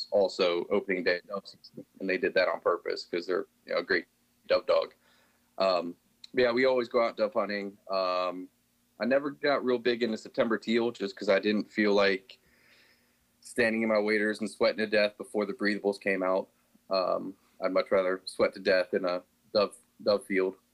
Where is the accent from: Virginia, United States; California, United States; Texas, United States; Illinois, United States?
Virginia, United States; Tidewater region of; moved away as an adult; now in Bay City, United States; I was from the Tidewater region of Virginia, um, kind of near the Virginia Beach, Williamsburg area.